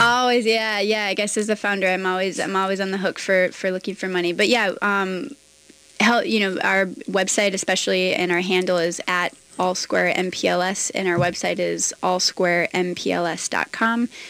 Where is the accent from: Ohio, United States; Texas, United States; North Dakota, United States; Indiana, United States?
North Dakota, United States; rural; moved away; also born or lived in New York / Atlanta / New Orleans; growing up in, in rural North Dakota